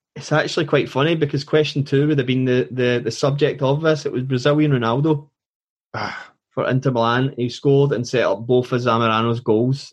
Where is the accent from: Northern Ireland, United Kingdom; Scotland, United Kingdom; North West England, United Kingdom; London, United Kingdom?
Scotland, United Kingdom; being Scottish